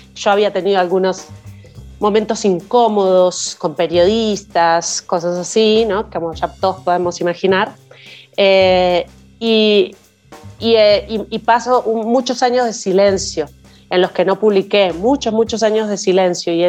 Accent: Uruguay; siendo una joven uruguaya, em, de uruguaya latinoamericana de aquella época, de 1990 y poco

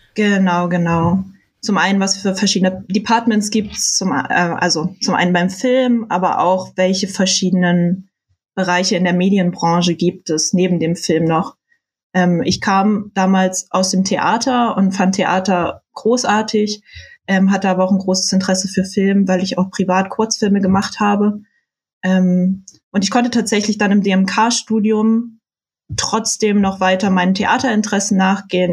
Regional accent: Saxony-Anhalt, Germany; moved away; ich komme äh, aus Sachsen-Anhalt, aus der Nähe von Halle an der Saale

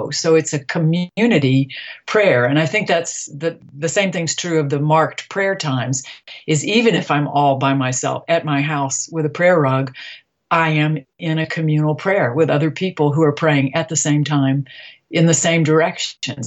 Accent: Deep South, United States; I come from the Deep South, where religion is frequently at war with science

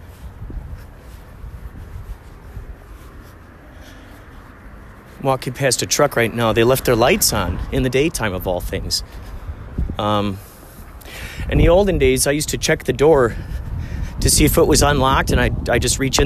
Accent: Chicago, Illinois, United States; where I grew up in Chicago, people rarely lock their car doors

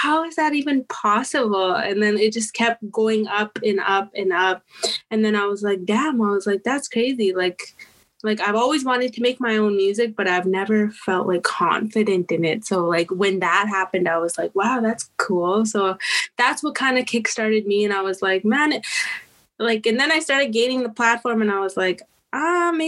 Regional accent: Saddle Lake Cree Nation, Alberta, Canada; I come to you from the Satellite Cree Nation in Treaty 6 territory over here in Alberta, Canada

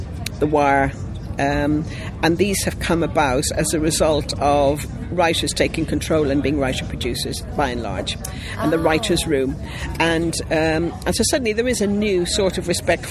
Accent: Ireland; I'm Irish

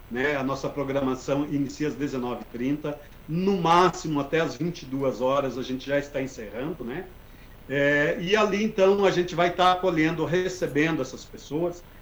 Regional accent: Carazinho, Rio Grande do Sul, Brazil; por ser né, a minha cidade natal

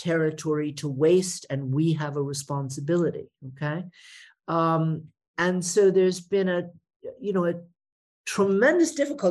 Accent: United States; moved away as an adult; now in Germany; as somebody who grew up as an American, you know, at the tail end of the Cold War

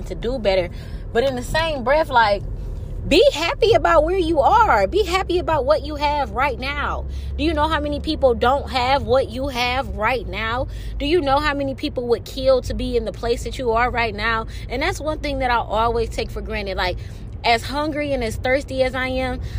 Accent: Detroit, Michigan, United States; I'm from Detroit

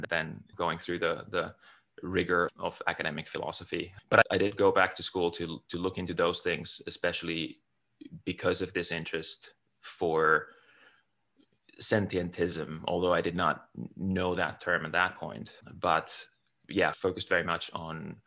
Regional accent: Finland; moved away as an adult; also born or lived in United Kingdom / United States; now in California, United States; I'm originally from Finland. I grew up in a small

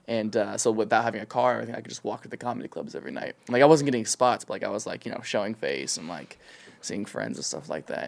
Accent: an hour west of Columbus, rural Ohio, United States; now in Los Angeles, United States; I'm from, like, the middle of nowhere, Ohio, like, an hour west of Columbus

